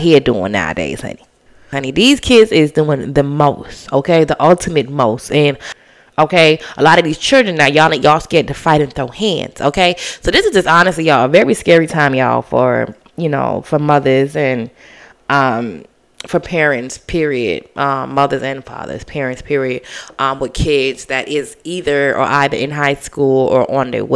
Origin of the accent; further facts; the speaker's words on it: Bahamas; I'm from the Bahamas.